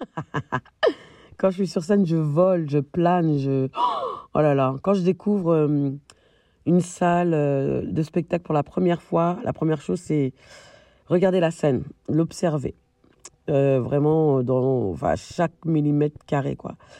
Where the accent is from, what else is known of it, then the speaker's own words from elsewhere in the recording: France; moved away as an adult; now in Berlin, Germany; Je suis française d'origine malienne et je vis à Berlin actuellement